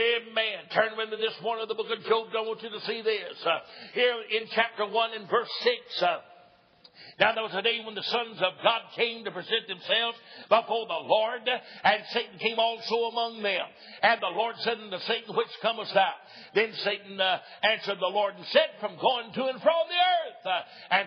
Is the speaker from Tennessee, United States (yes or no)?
yes; East Tennessee, United States; also born or lived in Oliver Springs, Tennessee / Knoxville, Tennessee; I was born and reared in East Tennessee